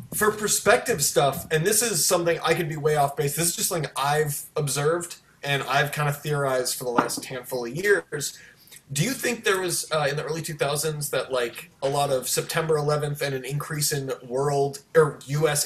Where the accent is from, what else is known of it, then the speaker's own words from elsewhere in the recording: Baltimore, Maryland, United States; my hometown of baltimore